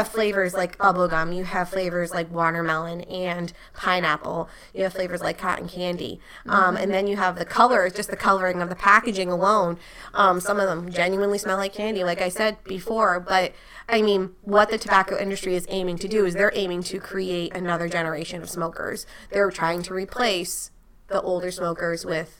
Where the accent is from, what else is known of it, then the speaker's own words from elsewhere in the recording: Rhode Island, United States; I'm from Rhode Island